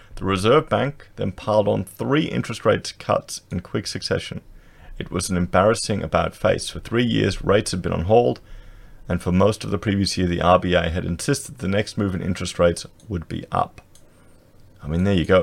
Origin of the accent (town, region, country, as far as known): Australia